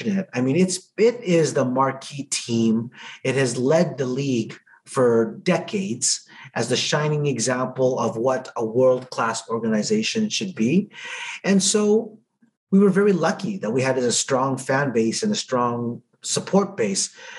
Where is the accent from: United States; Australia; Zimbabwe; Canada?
Canada; Edmonton, Alberta; I was from Edmonton